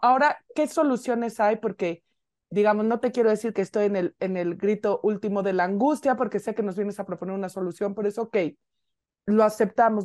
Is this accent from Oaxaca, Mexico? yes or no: no; Mexico City, Mexico; nosotros como buenas chilangas